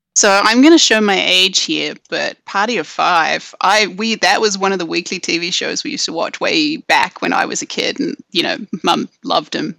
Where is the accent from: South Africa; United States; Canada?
South Africa; I grew up in South Africa, so there was, uh, on a farm in the middle of nowhere